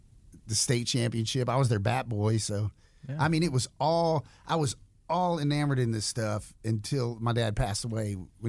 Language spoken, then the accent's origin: English; Pensacola, Florida, United States; moved away as an adult; also born or lived in Philadelphia, Pennsylvania / Atlanta, Georgia; now in Newnan, United States; I was born in Philly at Jean's Hospital, and then my biological father. … I'm Italian by birth, but he was stationed. He was in the Navy, and he got stationed down in Pensacola with the USS Lexington. And that's how I wound up